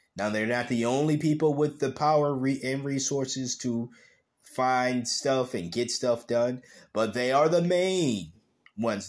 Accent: United States; I was born in America

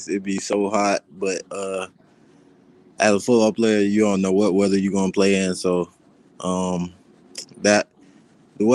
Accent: Florida, United States; moved away as an adult; also born or lived in Arizona; now in Nebraska, United States; I'm from Florida

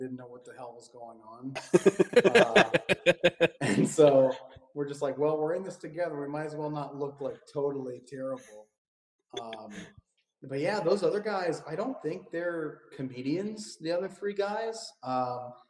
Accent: Clarke County, Virginia, United States; moved away as an adult; also born or lived in Winchester, Virginia / Fairfax, Virginia / Arlington, Virginia; now in Los Angeles, United States; So I was actually in the boonies a little bit in Clark County, Virginia, and over near Winchester.

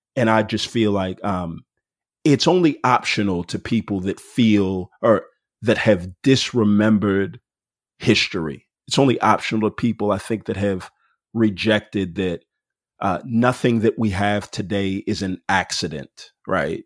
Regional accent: Houston, Texas, United States; moved away as an adult; also born or lived in Denton, Texas; now in Atlanta, United States; I grew up in Houston, Texas, and it was just a diverse place to grow up

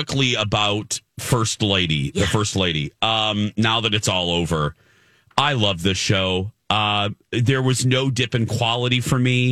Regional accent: United States; as an American

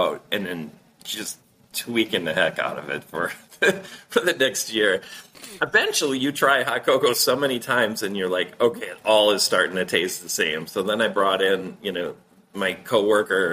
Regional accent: Duluth, Minnesota, United States; my hometown here in Duluth, Minnesota

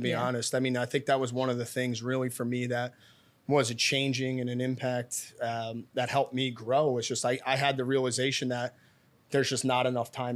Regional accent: Philadelphia, Pennsylvania, United States; I'm born and raised in Northeast Philadelphia

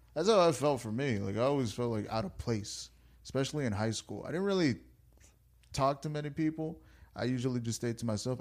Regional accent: United States; I was born in America. I went to school in America. I grew up in America

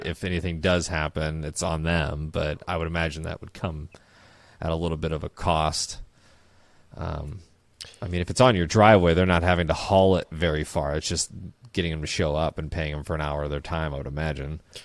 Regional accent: Midwest, United States; growing up in the Midwest, our lakes and ponds are okay, but we go to Minnesota every once in a while

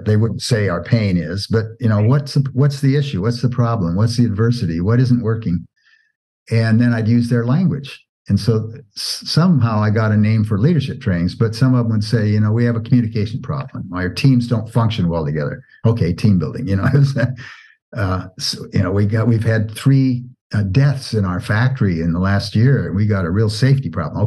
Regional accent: Oregon, United States; as a kid, I grew up in Oregon and was in Boy Scouts.

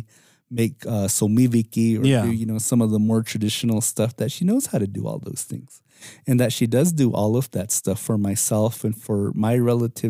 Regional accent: Hopi, Arizona, United States; it's really difficult for Hopis because it's always during this time of Poomuya

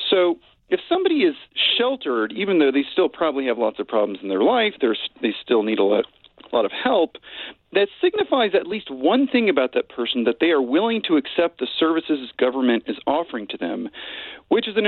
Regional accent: Richmond, Virginia, United States; Um, I did not. Um, except for, well, I grew up in a sort of inner ring suburb of, of Virginia, I should qualify, Chesterfield County.

